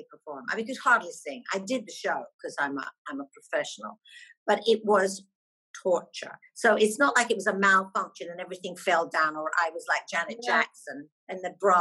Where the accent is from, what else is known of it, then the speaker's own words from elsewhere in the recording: Scotland, United Kingdom; moved away as an adult; I was fresh out of Scotland then.